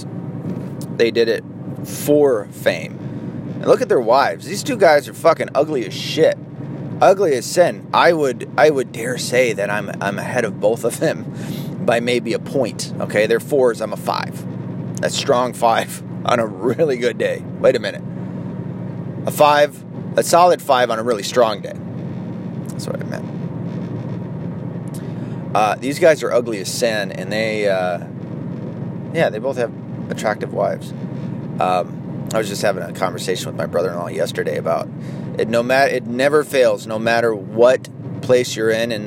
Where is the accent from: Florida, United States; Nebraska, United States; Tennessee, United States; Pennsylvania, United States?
Tennessee, United States; also born or lived in Arkansas; now in Michigan, United States; I was born in Arkansas, raised in Tennessee, but I still come from Michigan.